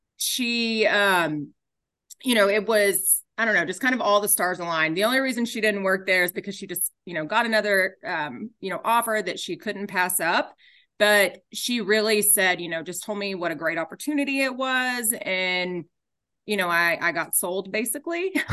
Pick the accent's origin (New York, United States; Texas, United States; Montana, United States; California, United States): Texas, United States; Garland; grew up in Garland.